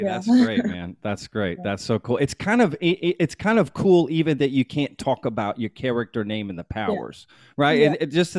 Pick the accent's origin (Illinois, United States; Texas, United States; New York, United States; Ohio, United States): Texas, United States; Austin; I'm from Austin.